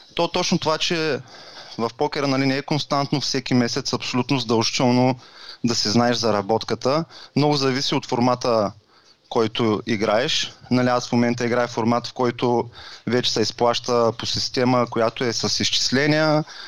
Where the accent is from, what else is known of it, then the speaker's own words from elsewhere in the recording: Varna, Varna Province, Bulgaria; на 35 години съм от Варна